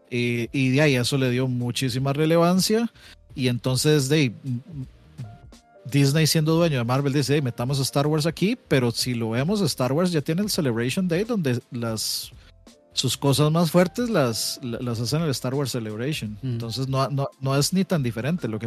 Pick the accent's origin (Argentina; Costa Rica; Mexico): Costa Rica; como Tico aterrizando en Costa Rica yo, me acuerdo